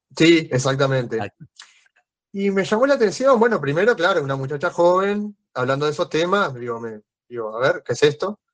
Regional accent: Canelones, Uruguay; Yo soy de Canelones, que está al lado de Montevideo, al lado de la capital

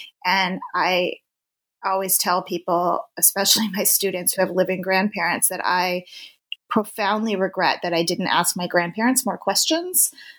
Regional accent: Tempe, Arizona, United States; I am originally born and raised in Tempe, Arizona, which is the home of Arizona State University.

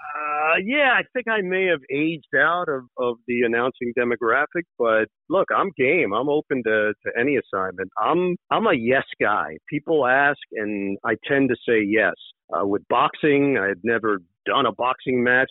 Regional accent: New York City, New York, United States; moved away as an adult; also born or lived in Upper East Side, Manhattan / West Orange, New Jersey; now in New Jersey, United States; I grew up in Queens

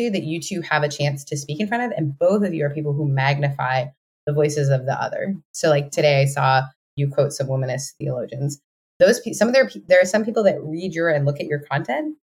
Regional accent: Canada; I'm Canadian

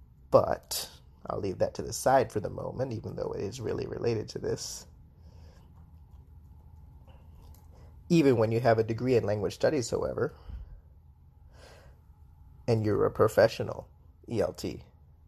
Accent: United States; first language English; moved away as an adult; I was born in the United States

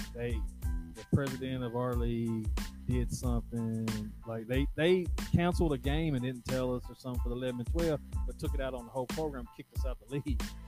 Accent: Nashville, Tennessee, United States; I grew up in East Nashville

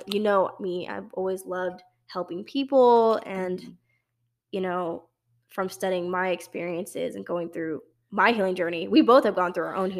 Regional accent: Dallas, Texas, United States; I mean, I say I'm from Dallas, and I talk about UNT too.

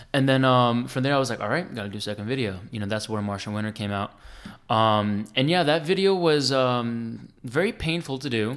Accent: New Jersey, United States; I grew up on dance music, man. I'm from Jersey

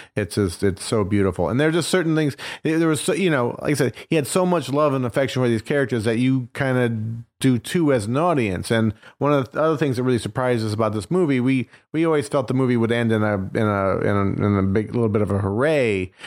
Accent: Indiana, United States; I'm from Indiana. My dad worked at a factory. My mom was a waitress

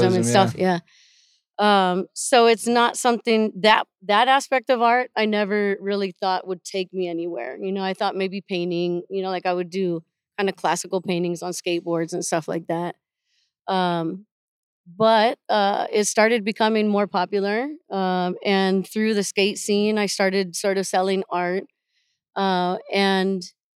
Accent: Lima, Peru; now in Austin, United States; From Lima, Peru

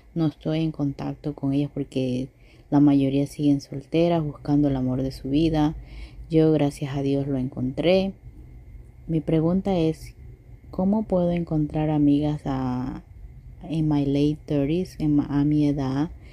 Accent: Ecuador; also born or lived in Sonoma County, California; now in California, United States; soy de Ecuador, vivo en California, Sonoma County específicamente.

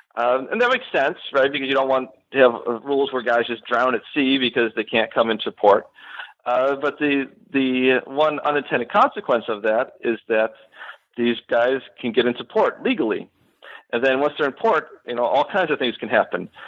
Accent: Buffalo, New York, United States; moved away as an adult; now in Florida, United States; I am originally from Western New York. I grew up in the Buffalo area

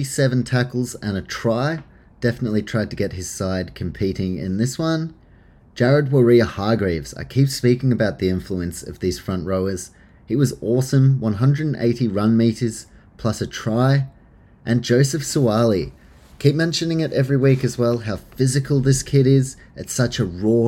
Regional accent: New Zealand; as a Kiwi

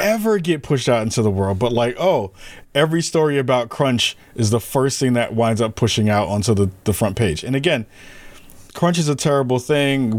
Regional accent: New York, United States; when I was growing up in New York

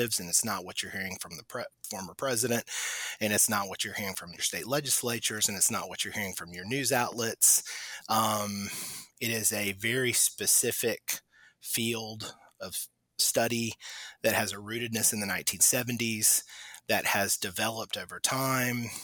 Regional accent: Charleston, South Carolina, United States; moved away as an adult; also born or lived in Sullivan's Island, South Carolina / Mississippi; the city where I grew up in Charleston, South Carolina

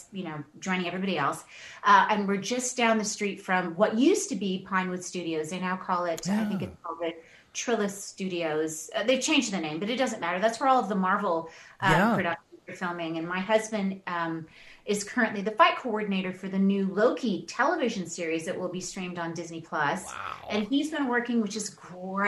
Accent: Toronto, Ontario, Canada; also born or lived in Tanzania; I was born there. My dad was from Louisiana, Shreveport. And we grew up in Toronto. So I lived in Tanzania until I was about 6 years old. Moved to Toronto

